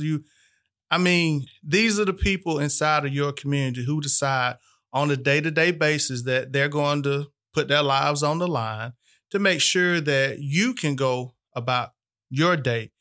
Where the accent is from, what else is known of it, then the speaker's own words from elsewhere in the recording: Albany, Georgia, United States; born and raised in Albany, Georgia